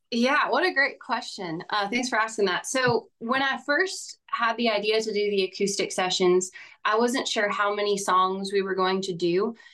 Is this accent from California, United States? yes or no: yes; Bakersfield, California, United States; moved away as an adult; now in Nashville, United States; I'm from a farm town out in Central California called Bakersfield.